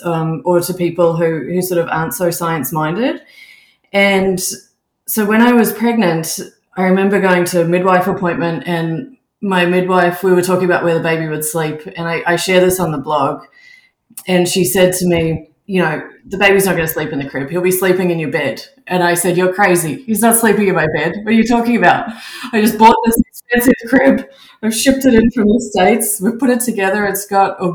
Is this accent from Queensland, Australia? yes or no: no; Melbourne, Victoria, Australia; moved away as an adult; also born or lived in Auckland, New Zealand / United Kingdom; now in Canada; I'm originally from Australia. I grew up in Melbourne